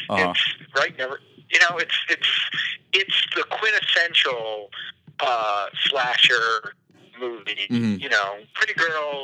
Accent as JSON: {"language": "English", "town": "Los Angeles", "region": "California", "country": "United States", "tie": "born or raised there", "said": "I grew up in Los Angeles"}